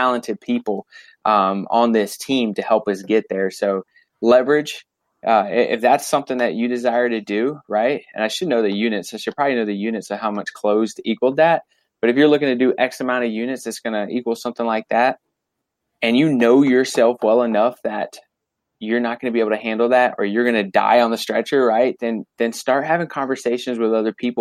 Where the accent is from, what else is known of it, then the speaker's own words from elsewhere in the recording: Fayetteville, North Carolina, United States; also born or lived in Florida; I was born in Florida, but I was raised in Fayetteville, North Carolina since kindergarten.